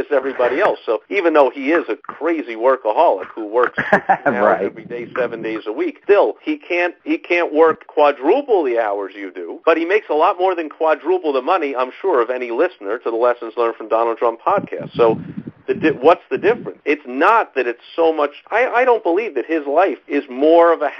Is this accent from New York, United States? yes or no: yes; New York, United States; moved away; I am from New York originally, if you can't tell by the sound of my voice